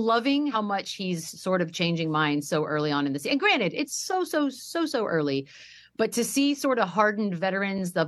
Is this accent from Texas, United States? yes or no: yes; Texas, United States; I grew up in Texas